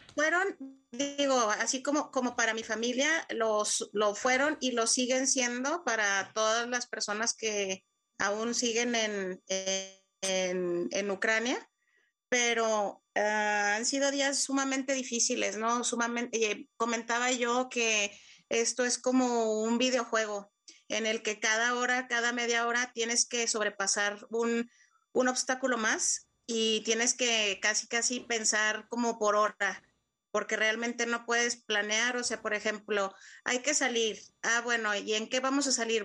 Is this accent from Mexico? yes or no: yes; Mexico; moved away as an adult; now in Ukraine; yo soy de México